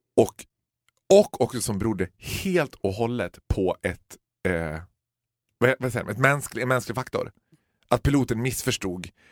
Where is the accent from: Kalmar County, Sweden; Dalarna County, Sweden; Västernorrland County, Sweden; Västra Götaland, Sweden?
Dalarna County, Sweden; Borlänge; Vi födda och uppvuxna i Borlänge